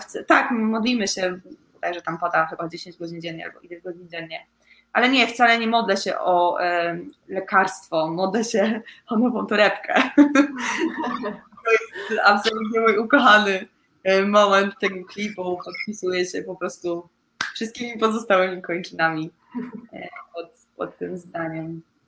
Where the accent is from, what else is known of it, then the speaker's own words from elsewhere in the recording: a small village in Łódź Voivodeship, Poland; Ja w ogóle pochodzę z takiej małej wioseczki w województwie łódzkim